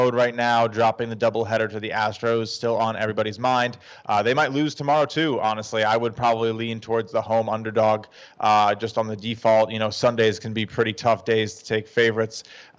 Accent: New York, United States; I'm a New Yorker

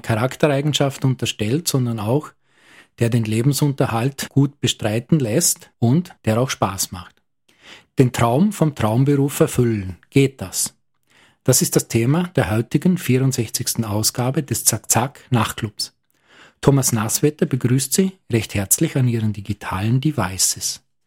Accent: Lustenau, Vorarlberg, Austria; Als geborener und sozialisierter Lustenauer

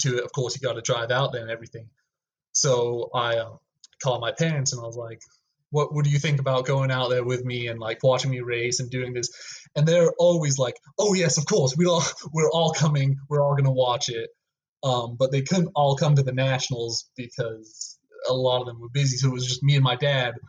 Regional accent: Rio Rancho, New Mexico, United States; I was from Rio

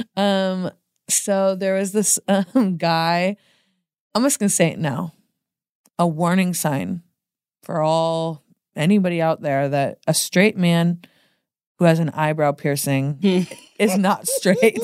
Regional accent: Portland, United States; moved away as an adult; now in Los Angeles, United States; I'm from Portland.

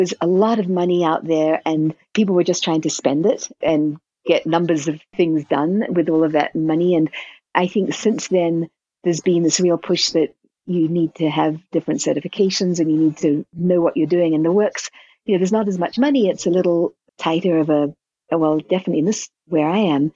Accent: New Zealand; now in New Mexico, United States; I'm from New Zealand originally

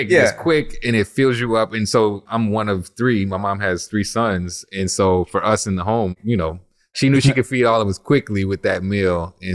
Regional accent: New Orleans, Louisiana, United States; also born or lived in Oceanside, California; My mom and all her families from New Orleans, so this was always home but I was born in California, Oceanside, California. I lived there up to like six months.

